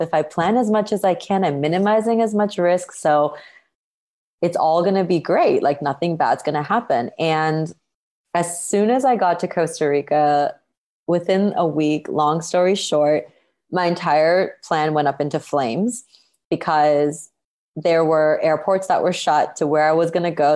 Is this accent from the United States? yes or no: no; Canada; moved away as an adult; also born or lived in Toronto; now in Bali, Indonesia; I was born and raised in Canada, which is where I grew up.